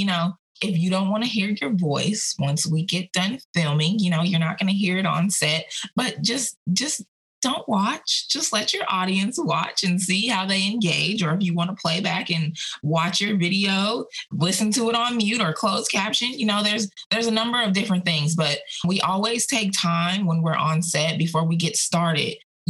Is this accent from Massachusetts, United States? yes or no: no; Aurora, Colorado, United States; accent: Southern; I was born and raised in Aurora, Colorado, yet I have a Southern accent. I've had a Southern accent since I was 10 years old.